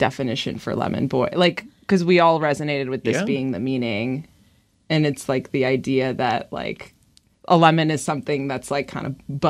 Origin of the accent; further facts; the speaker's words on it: United States; we're American